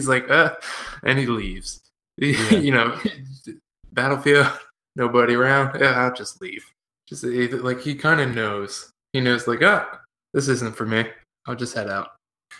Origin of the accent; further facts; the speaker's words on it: Pennsylvania, United States; Growing up near Gettysburg